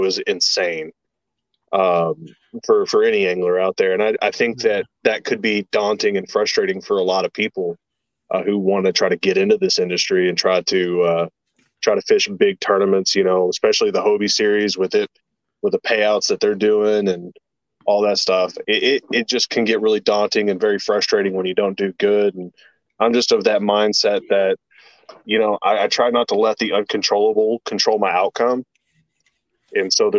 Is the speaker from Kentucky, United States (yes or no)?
yes; Central Kentucky, United States; I'm actually from Kentucky, Central Kentucky. I live here in Louisville